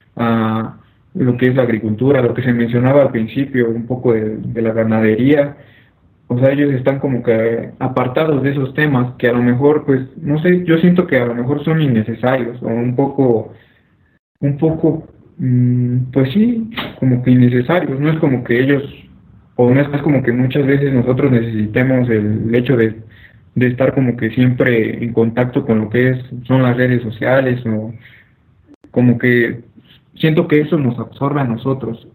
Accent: Mexico; como mexicanos

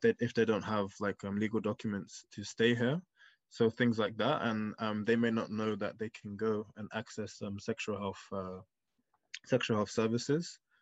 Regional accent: London, United Kingdom; my upbringing and how I grew up here in London

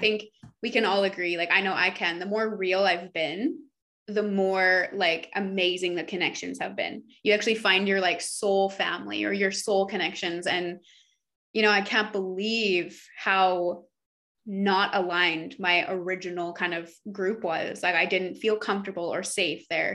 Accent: Canada; we're from Canada

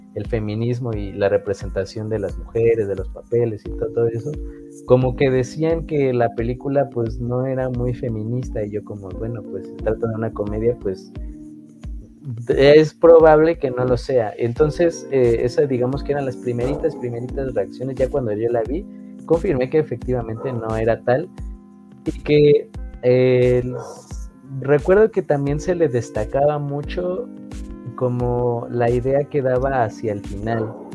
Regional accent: Mexico; nosotros como mexicanos en general

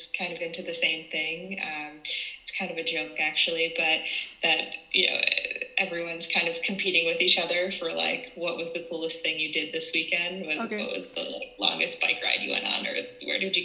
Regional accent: East Coast of the United States, United States; now in San Francisco, United States; I'm from San Francisco, California, originally from the East Coast of the United States

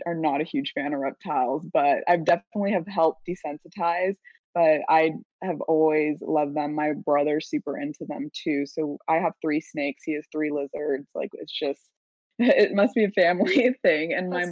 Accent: San Diego, California, United States; also born or lived in Davis, California; I'm from San Diego, but went to school at UC Davis

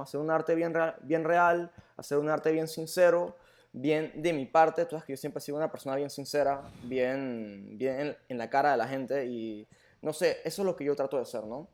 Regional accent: Panama; also born or lived in Germany; yo como panameño

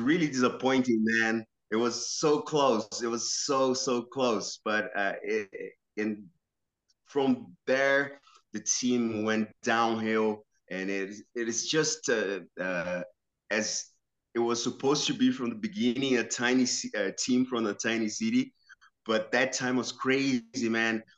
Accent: São Caetano do Sul, São Paulo, Brazil; moved away as an adult; now in Detroit, United States; I grew up in in the city called São Caetano, which is uh, belongs to Metro São Paulo

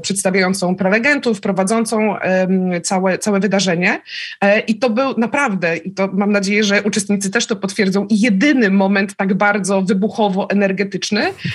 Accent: Szczecin, West Pomeranian Voivodeship, Poland; born or raised there; also born or lived in Lublin

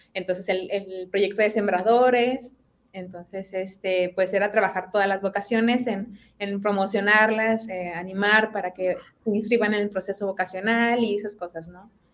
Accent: Apodaca, Nuevo León, Mexico; soy de aquí de Monterrey, específicamente del municipio de Apodaca.

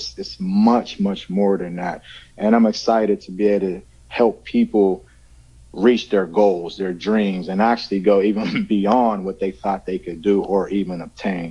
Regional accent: Pittsburgh, Pennsylvania, United States; from Pittsburgh, Pennsylvania

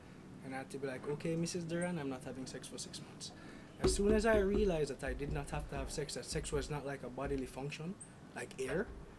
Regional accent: Florida, United States; I was raised in Florida.

